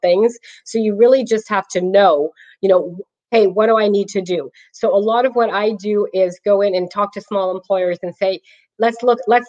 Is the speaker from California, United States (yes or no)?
yes; Clayton, California, United States; now in Brentwood, United States; I was raised in Clayton